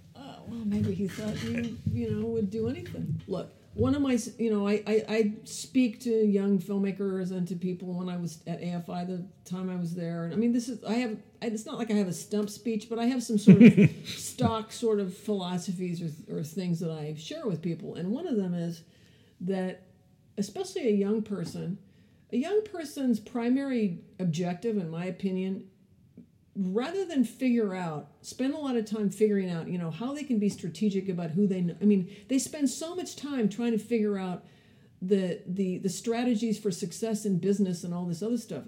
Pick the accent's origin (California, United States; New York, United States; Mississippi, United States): California, United States; also born or lived in Canada / Ethiopia / Palo Alto; I grew up in California